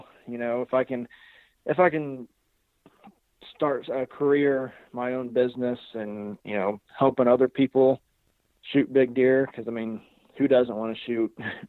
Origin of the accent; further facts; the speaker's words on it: Illinois, United States; I'm from Southern Illinois.